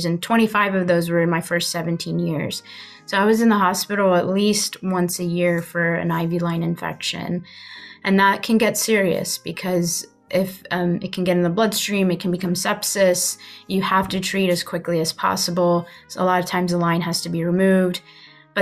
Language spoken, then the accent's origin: English; Huntsville, Alabama, United States; I was born in Huntsville